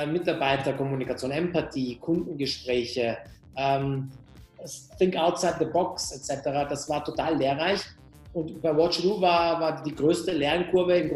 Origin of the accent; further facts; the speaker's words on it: Austria; born there; first language Persian; German is a second language; ich bin in Österreich geboren, äh, meine Eltern kommen aus dem Iran und ich habe als Kind zu Hause nicht Deutsch gesprochen, sondern Persisch gesprochen und habe Deutsch tatsächlich erst im Kindergarten gelernt.